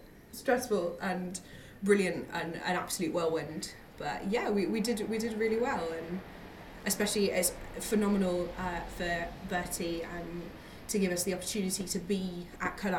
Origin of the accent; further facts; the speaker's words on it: Newcastle upon Tyne, North East England, United Kingdom; now in London, United Kingdom; I'm from Newcastle originally